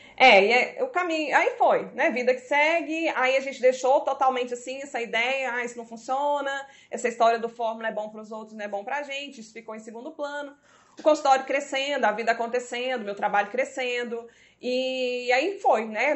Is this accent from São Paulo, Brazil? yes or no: no; Goiânia, Goiás, Brazil; nós somos de Goiânia